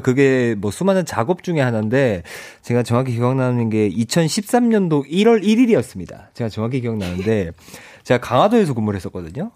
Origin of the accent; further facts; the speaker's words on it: Ulsan, South Korea; 제 고향이 울산이잖아요.